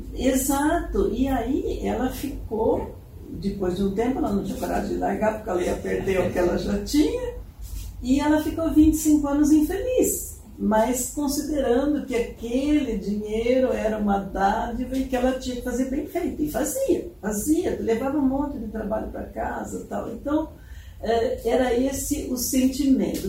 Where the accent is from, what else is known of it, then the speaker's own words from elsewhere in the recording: São Paulo, Brazil; moved away as an adult; now in Curitiba, Brazil; Eu sou paulista, né? Uhum. Então, sou do, do interior